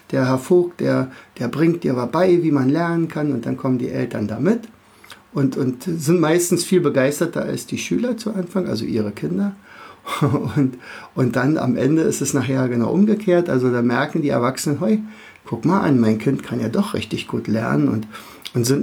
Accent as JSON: {"language": "German", "region": "Berlin", "country": "Germany", "lives_now": "Rauen, Germany", "said": "Also an meinem Dialekt wirst du schon ein bisschen hören. Also ich bin aus dem Raum Berlin, äh, wohne in Rauen, das ist ein sehr kleiner Ort in der Nähe von Fürstenwalde."}